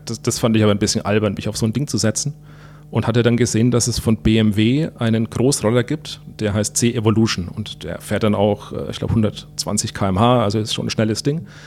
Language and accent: German; Würzburg, Bavaria, Germany; durch meine Heimat hier